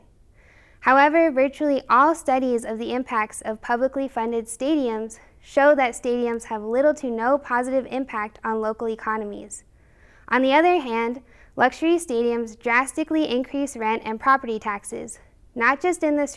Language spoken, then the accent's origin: English; Albuquerque, New Mexico, United States; I grew up in Albuquerque